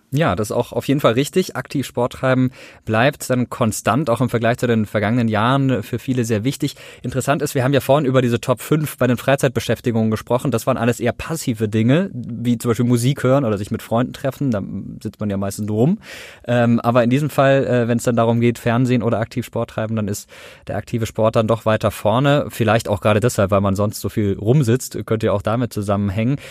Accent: Karlsruhe, Baden-Württemberg, Germany; ich komme aus Karlsruhe

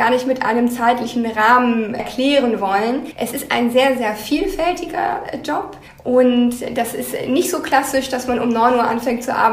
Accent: Lower Saxony, Germany; Also ich komme eigentlich aus Niedersachsen und würde mich von daher schon auch als Norddeutsche sehen und habe mich sozusagen jetzt noch weiter in den Norden vorgearbeitet.

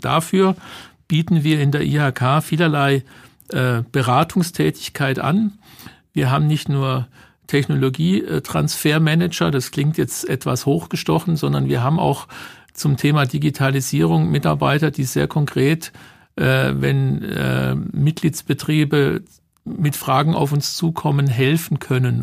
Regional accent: Germany; wir Deutschen

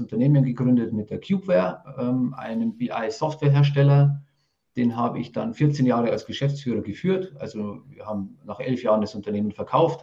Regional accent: Rosenheim, Bavaria, Germany; accent: Bavarian; Man hört es ein bisschen, ich komme aus dem Bayerischen. Ähm, das ist das Maximum an Hochdeutsch, was ich rausbringe

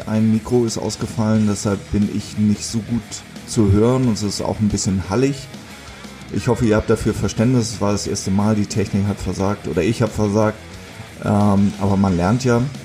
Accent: Hamburg, Germany; moved away as an adult; now in Fünf-Seen-Land, Germany; ich bin jetzt in Hamburg groß geworden, aber auch im Vorort

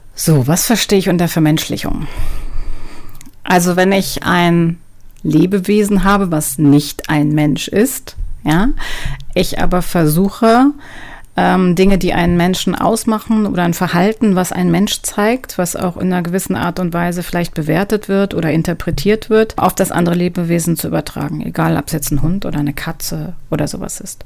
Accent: Duisburg, North Rhine-Westphalia, Germany; Also geboren bin ich in Nordrhein-Westfalen. Ich komme aus Duisburg.

